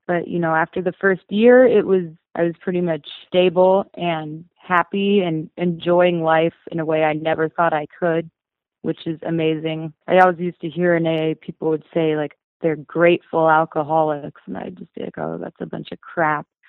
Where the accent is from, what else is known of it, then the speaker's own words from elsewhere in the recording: Bozeman, Montana, United States; being born and raised in Bozeman, I know every nook and cranny of this town